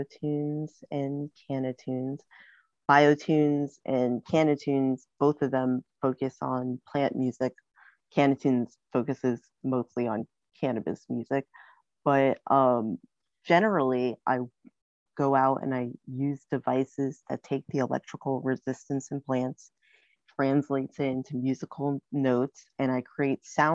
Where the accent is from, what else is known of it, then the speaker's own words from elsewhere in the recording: New York City, New York, United States; I grew up in the Bronx, and I also would grow up in upstate New York